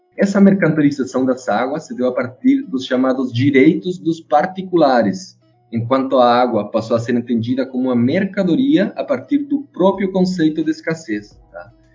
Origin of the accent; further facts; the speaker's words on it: Chile; Portuguese is a second language; moved away as an adult; now in Brazil; eu sou chileno, né? Tô morando aqui no Brasil faz três anos.